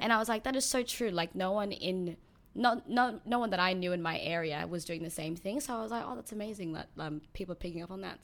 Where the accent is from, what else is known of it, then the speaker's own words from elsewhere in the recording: Sydney, New South Wales, Australia; also born or lived in New Zealand; I moved here when I was seven.